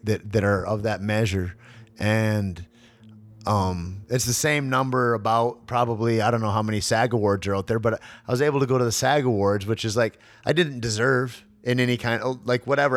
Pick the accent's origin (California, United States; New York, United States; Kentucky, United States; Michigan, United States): Michigan, United States; Alpena; growing up in Alpena, Michigan